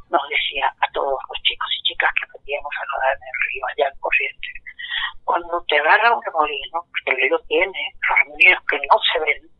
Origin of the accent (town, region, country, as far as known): Mesopotamia, Argentina; now in Buenos Aires, Argentina